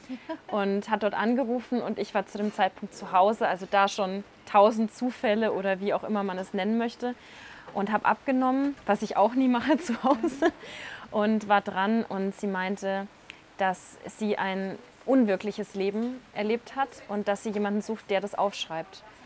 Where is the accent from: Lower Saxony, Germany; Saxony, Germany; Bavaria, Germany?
Bavaria, Germany; Franconia; now in Munich, Germany; ich bin aus Franken und wenn ich heimfahre